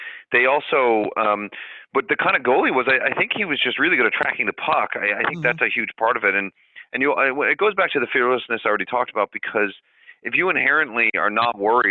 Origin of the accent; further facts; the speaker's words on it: Canada; I'm from Canada